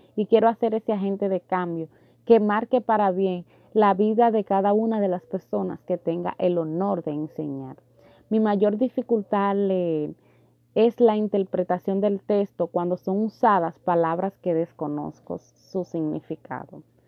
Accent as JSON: {"language": "Spanish", "town": "Santiago de los Caballeros", "region": "Santiago", "country": "Dominican Republic", "said": "Soy de Santiago de los Caballeros, específicamente del Distrito Municipal de Ato del Yaque"}